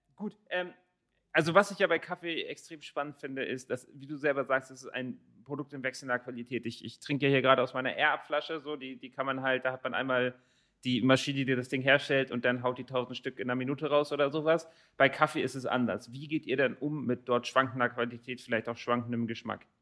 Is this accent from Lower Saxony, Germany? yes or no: yes; Rotenburg, Lower Saxony, Germany; moved away; ich komme ursprünglich aus Rothenburg-Wimme